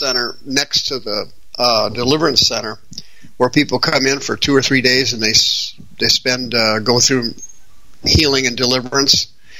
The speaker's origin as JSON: {"language": "English", "region": "Kansas", "country": "United States", "also_born_or_lived": "Arizona", "moved": "yes", "lives_now": "Phoenix, United States", "said": "No, I'm from Kansas, but I moved out here in 1980."}